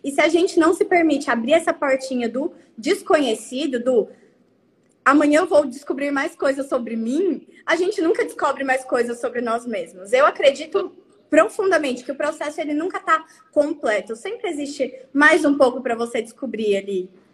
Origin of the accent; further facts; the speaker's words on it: Araguaína, Tocantins, Brazil; somos de Araguaína, Tocantins, entendeu? Interior de Tocantins, não é nem a capital.